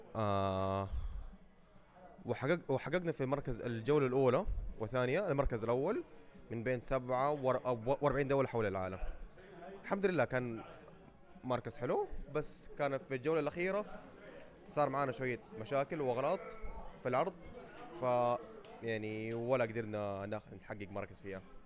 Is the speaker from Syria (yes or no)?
no; Saudi Arabia; إحنا كدولة سعودية